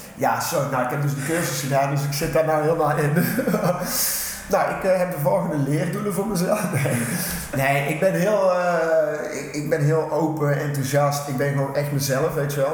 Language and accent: Dutch; Tilburg, North Brabant, Netherlands; kom uit Tilburg, geboren in Getogen.